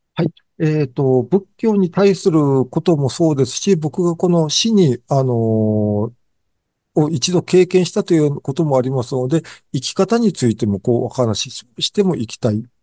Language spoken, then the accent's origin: Japanese; Japan; also born or lived in Gotsu, Shimane; 日本に生まれた